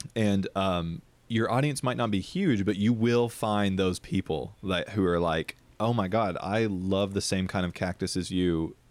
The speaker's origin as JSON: {"language": "English", "region": "Deep South", "country": "United States", "tie": "born or raised there", "said": "I grew up in the Deep South, Bible Belt"}